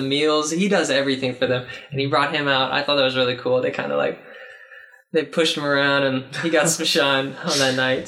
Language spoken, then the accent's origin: English; Arlington, Texas, United States; I'm from Arlington, oh. Texas, near Dallas